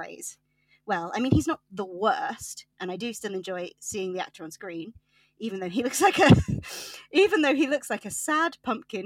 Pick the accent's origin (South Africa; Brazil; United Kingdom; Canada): United Kingdom; Yorkshire and the Humber; I'm from Yorkshire